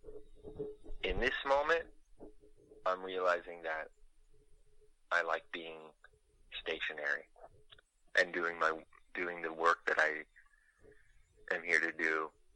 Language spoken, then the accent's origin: English; California, United States; now in Los Angeles, United States; I'm from California